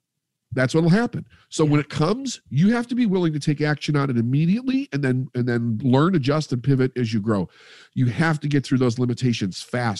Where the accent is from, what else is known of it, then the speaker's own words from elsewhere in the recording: Midwest, United States; And we come from the Midwest, which is the capital of the quarter chair, the armchair quarterback.